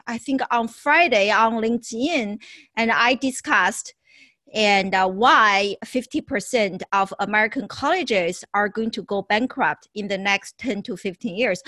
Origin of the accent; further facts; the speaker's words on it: Beijing, China; moved away as an adult; also born or lived in Syracuse, United States; now in United States; originally I was born in China, and but I left China in my early 20s